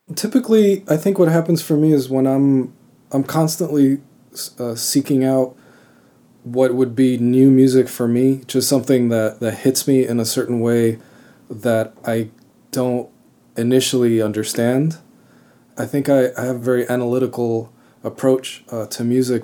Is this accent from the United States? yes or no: yes; Miami, Florida, United States; also born or lived in Cuba; I was born in Cuba, but I grew up in Florida. Uh, I grew up fairly close to the Everglades. I lived in, in Kendall, in Miami